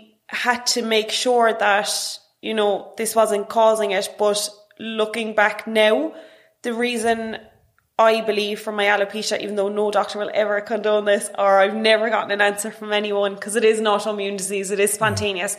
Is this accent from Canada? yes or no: no; Cork, Munster, Ireland; I grew up in Douglas